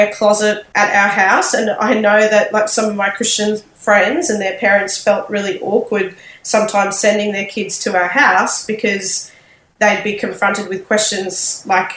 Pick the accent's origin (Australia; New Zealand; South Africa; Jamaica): Australia; Sydney, New South Wales; moved away as an adult; now in Brisbane, Australia; I was born in Sydney and was raised there